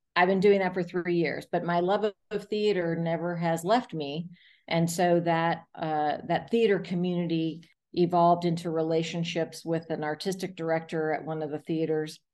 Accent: South Florida, United States; now in Atlanta, United States; I grew up in South Florida

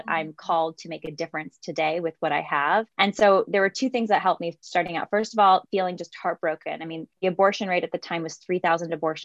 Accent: San Jose, California, United States; I'm from San Jose, California, one of eight kids, so lots of younger brothers and sisters. And I grew up just seeing babies

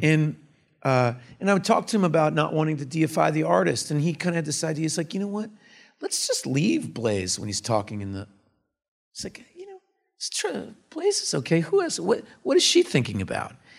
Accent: Austin, Texas, United States; I was born in Austin, Texas in nineteen seventy

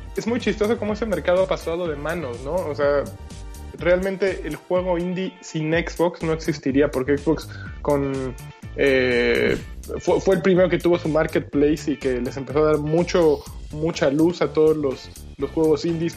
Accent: Mexico; now in Germany; los mexicanos

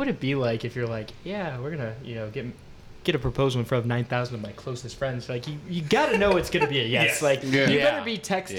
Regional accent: Cleveland, Ohio, United States; I'm from Cleveland.

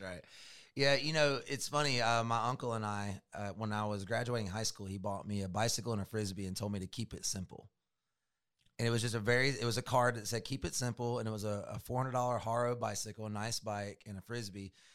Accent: Georgia, United States; also born or lived in Florida; We moved back to Georgia from Florida.

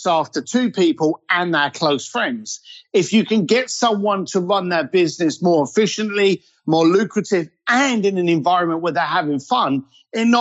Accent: London, United Kingdom; I was a bricklayer from East London

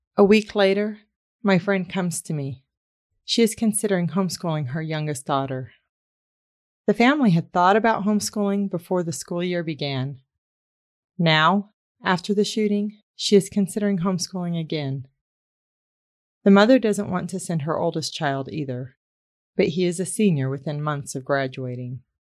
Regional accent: United States; I am from the United States

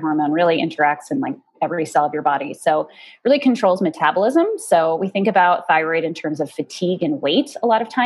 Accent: Golden, Colorado, United States; also born or lived in Boulder; I grew up in Golden, went to college in Boulder

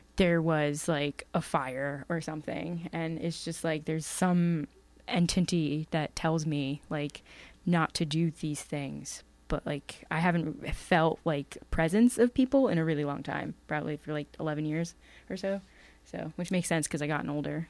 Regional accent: Bucks County, Pennsylvania, United States; where I grew up in Bucks County is pretty pretty spooky

